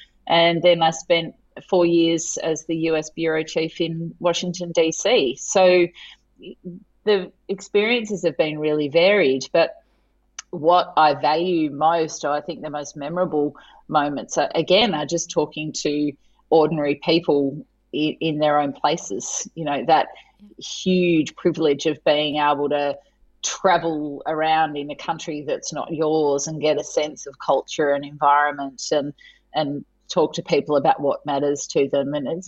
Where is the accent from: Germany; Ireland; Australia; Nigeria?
Australia; Tasmania; moved away as an adult; also born or lived in Adelaide; I grew up in Tasmania, so I was kind of a curiosity according to the Adelaide students when I arrived.